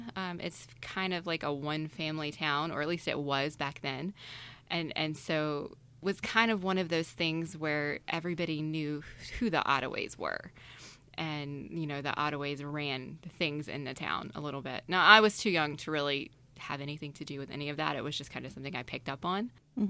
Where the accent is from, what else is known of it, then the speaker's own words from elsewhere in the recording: North Carolina, United States; I grew up in a very small town in the coastal region of North Carolina. And when I say grew up, I mean like up until the age of 10. When I was 10, I ended up kind of more in the middle of the state in an actual city.